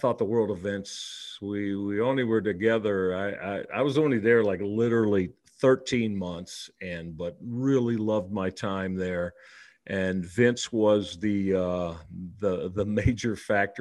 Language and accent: English; Detroit, Michigan, United States; moved away as an adult; now in Cleveland, United States; I'm born and raised in Detroit